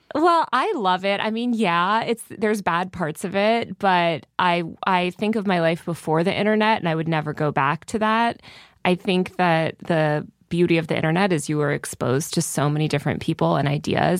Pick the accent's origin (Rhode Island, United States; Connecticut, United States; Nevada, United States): Connecticut, United States; born or raised there; moved away; also born or lived in New York City